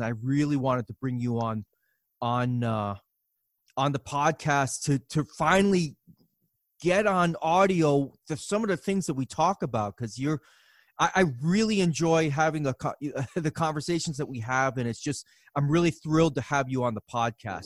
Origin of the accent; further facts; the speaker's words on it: New York City, New York, United States; moved away; also born or lived in Massachusetts; growing up in New York City and, and certainly, uh, up in Massachusetts near, near Worcester and Boston